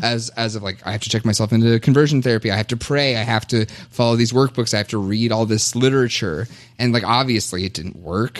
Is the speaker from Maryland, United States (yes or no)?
no; Kentucky, United States; now in Minnesota, United States; I was born and raised in Kentucky